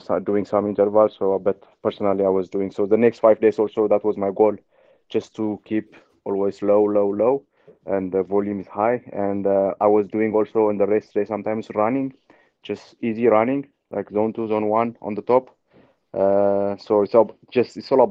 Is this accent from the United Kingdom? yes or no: no; Ethiopia; moved away as an adult; I grew up in altitude in Ethiopia